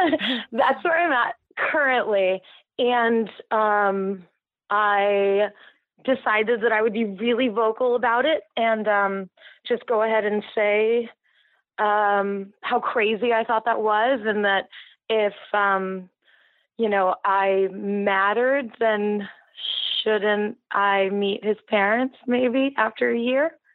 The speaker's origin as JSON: {"language": "English", "town": "Santa Barbara", "region": "California", "country": "United States", "also_born_or_lived": "Mexico", "moved": "yes", "lives_now": "San Francisco, United States", "said": "I'm from Santa Barbara, and we had a house in Mexico growing up, so we spent all our summers down there"}